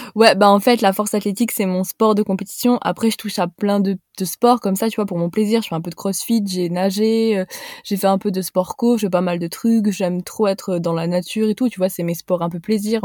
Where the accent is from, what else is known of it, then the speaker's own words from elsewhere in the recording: Haute-Savoie, Auvergne-Rhône-Alpes, France; also born or lived in Montpellier; je suis de Haute-Savoie.